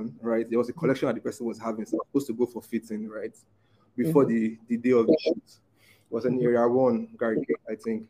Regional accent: Port Harcourt, Rivers State, Nigeria; moved away as an adult; now in Abuja, Nigeria; I grew up in Port Harcourt

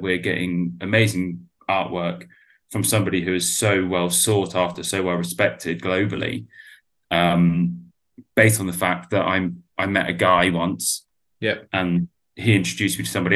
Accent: Exeter, South West England, United Kingdom; which is in Exeter, which is where I'm from.

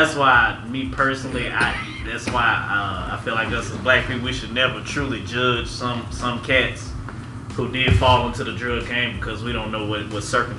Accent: Louisiana, United States; I'm from Louisiana, bro.

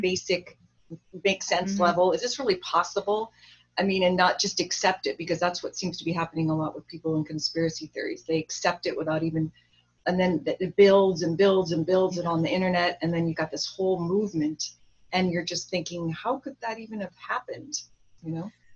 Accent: Orange County, California, United States; also born or lived in Hollywood; I grew up around a lot of Republicans because I grew up in Orange County

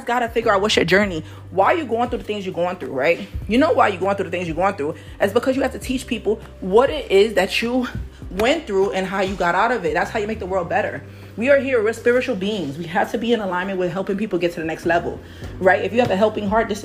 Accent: New York City, New York, United States; I'm from Harlem, New York.

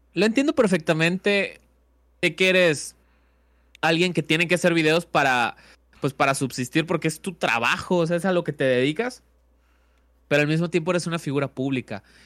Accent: Valladolid, Yucatán, Mexico; mi tierra y pues fue un pueblillo, ¿no? Eh, un pueblillo llamado Valladolid

